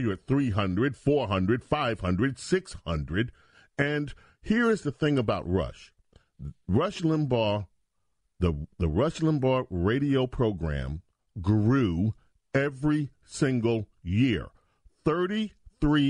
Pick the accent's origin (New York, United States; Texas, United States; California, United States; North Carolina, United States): New York, United States; New York City; I grew up in the New York radio market